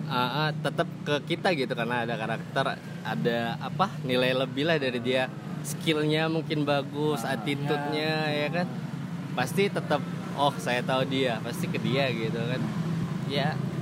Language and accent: Indonesian; Palembang, South Sumatra, Indonesia; Gue lahir di Palembang.